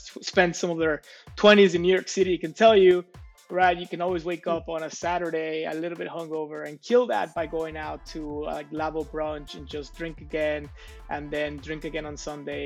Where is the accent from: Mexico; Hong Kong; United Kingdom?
Mexico; my hometown here in Mexico